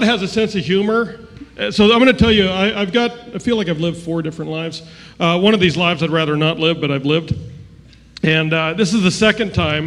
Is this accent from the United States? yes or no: no; Canada; moved away; I was born in Canada.